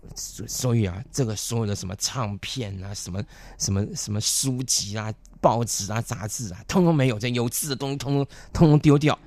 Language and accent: Chinese; Taipei, Taiwan; 因为我从小是在北投长大的